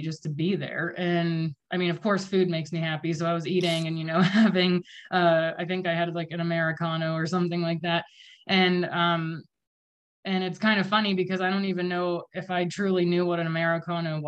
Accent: Vandergrift, Pennsylvania, United States; also born or lived in Los Angeles; I'm actually from Vandergrift.

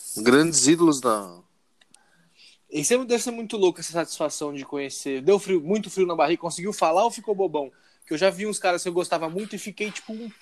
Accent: Indaiatuba, São Paulo, Brazil; Nós três somos de Indaiatuba, então a gente tá na cena daqui

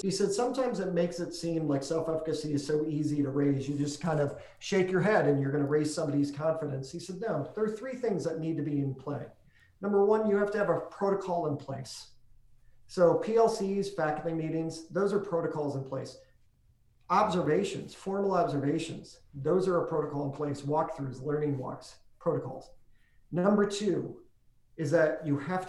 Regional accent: New York, United States; I come from New York State

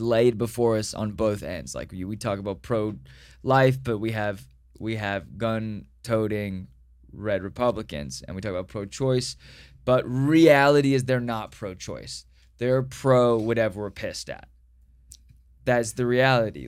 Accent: Dallas, Texas, United States; I was born in Dallas

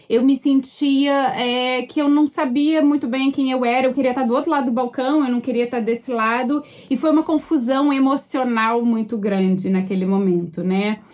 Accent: Rio de Janeiro, Brazil; moved away as an adult; also born or lived in United States / Australia; now in Vancouver, Canada; eu sou carioca mesmo

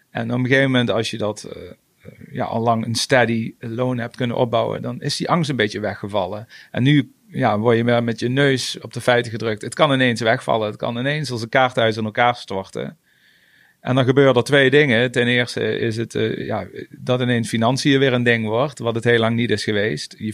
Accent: Venray, Limburg, Netherlands; Ik kom uit Venray

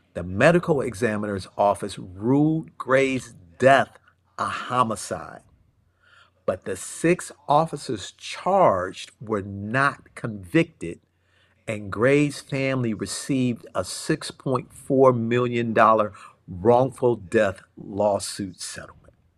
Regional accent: Cleveland, Ohio, United States; I was born and raised in Cleveland, Ohio

